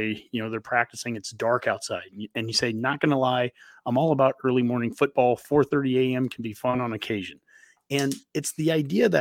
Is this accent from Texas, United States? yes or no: no; Columbus, Nebraska, United States; I'm from Columbus